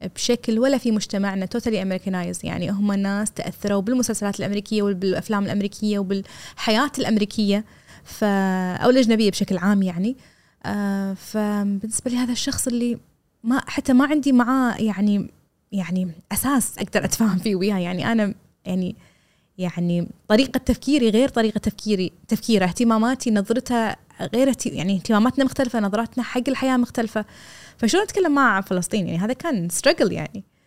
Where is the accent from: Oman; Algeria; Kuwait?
Kuwait; انا كبنت كويتيه